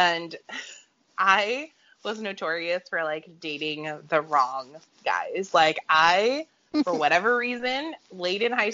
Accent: Portland, Oregon, United States; also born or lived in Monmouth, Oregon; I grew up in the Portland area

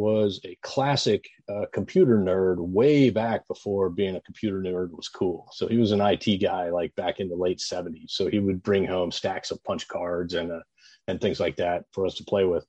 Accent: Oklahoma, United States; growing up in Oklahoma

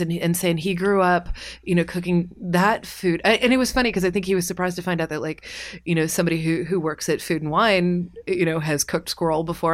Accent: Kentucky, United States; I'm from Kentucky

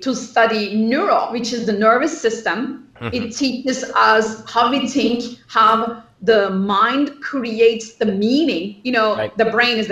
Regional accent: Turkey; moved away as an adult; now in Los Angeles, United States; I grew up in Turkey, and I studied at the MIT of Turkey, and I went to UCLA

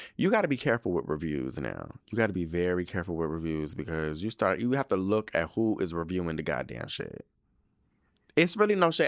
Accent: United States; I'm from the United States.

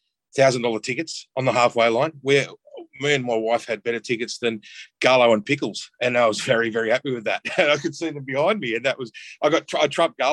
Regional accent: Sydney, New South Wales, Australia; also born or lived in Hillsdale; Grew up at Botany, Banks Meadow

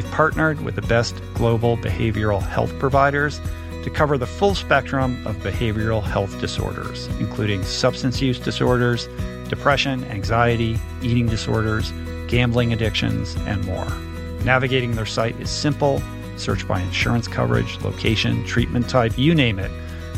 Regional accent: Washington, District of Columbia, United States; also born or lived in Michigan; I grew up in the Washington, D.C. metropolitan area. I was originally from Michigan, and one of the things I realized when we moved to Washington is there aren't that many pools.

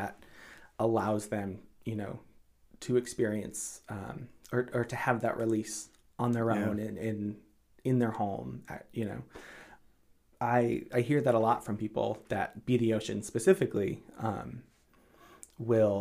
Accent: Marshfield, Massachusetts, United States; moved away as an adult; also born or lived in Boston / Cape Cod; I grew up in Marshfield.

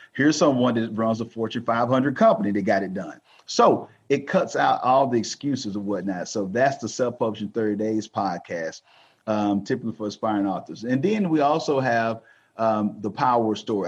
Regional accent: Texas, United States; I'm from Texas

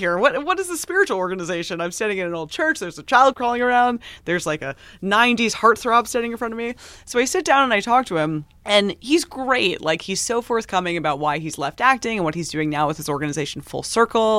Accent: New York, United States; I'm from New York

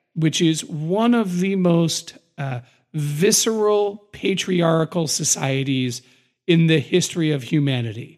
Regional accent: United States; I'm an American and I'm an American patriot

